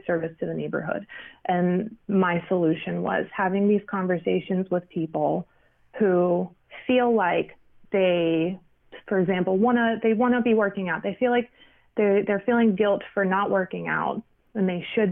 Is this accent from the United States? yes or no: yes; Pittsburgh, Pennsylvania, United States; moved away as an adult; now in New York City, United States; I'm from Pittsburgh. I was born and raised in Pittsburgh